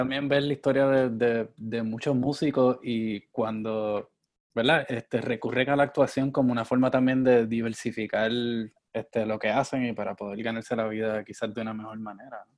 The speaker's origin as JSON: {"language": "Spanish", "country": "Puerto Rico", "said": "yo soy de Puerto Rico"}